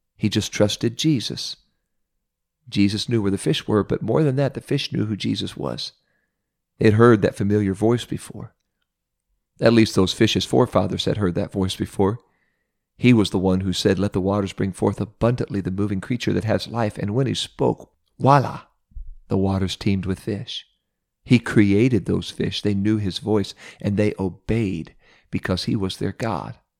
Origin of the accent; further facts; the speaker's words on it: Ohio, United States; my home state of Ohio